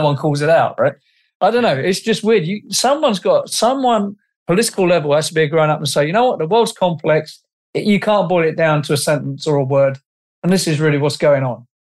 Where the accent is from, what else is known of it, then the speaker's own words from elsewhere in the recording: England, United Kingdom; I'm an Englishman